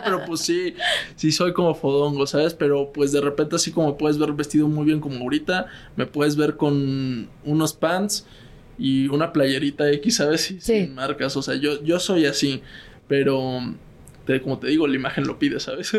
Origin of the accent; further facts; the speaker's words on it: Mexico City, Mexico; also born or lived in Spain; yo soy de Ciudad de México